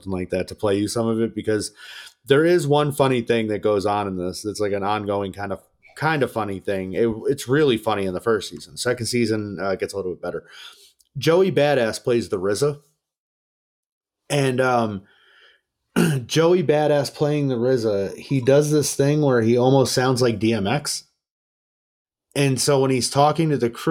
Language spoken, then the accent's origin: English; New York, United States; I'm from New York. Like, I hashtag I'm from New York.